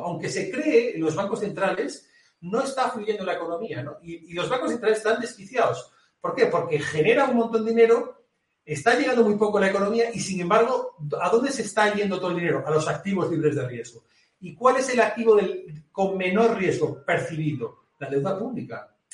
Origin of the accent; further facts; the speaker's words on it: Galicia, Spain; accent: gallego; yo lo digo con acento gallego, yo soy, acento, yo soy gallego